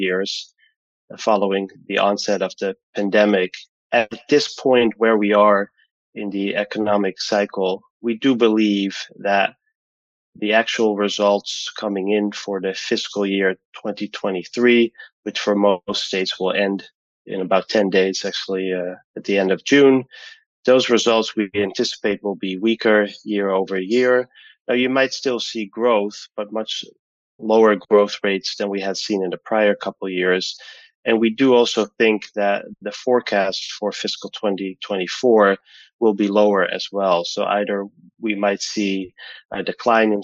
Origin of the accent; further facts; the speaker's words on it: Amsterdam, North Holland, Netherlands; now in Connecticut, United States; I grew up in Amsterdam, the Netherlands.